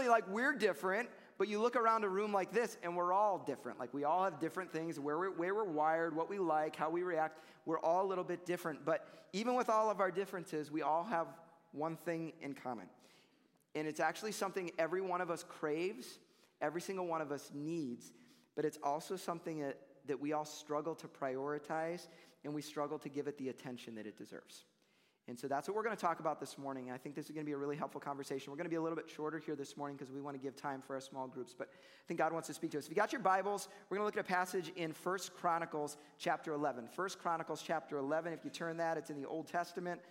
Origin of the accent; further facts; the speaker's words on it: Chicago, Illinois, United States; I grew up in Chicago